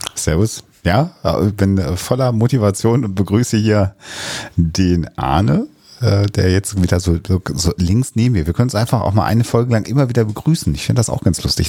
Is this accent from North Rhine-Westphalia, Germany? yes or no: yes; Minden, North Rhine-Westphalia, Germany; moved away; In 94 war ich aber noch in meiner Heimatstadt